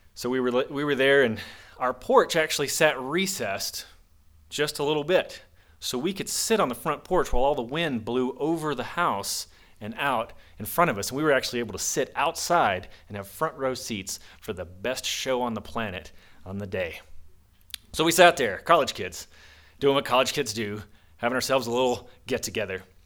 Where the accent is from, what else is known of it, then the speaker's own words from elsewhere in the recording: the South, United States; now in Monticello, Utah, United States; I grew up in the South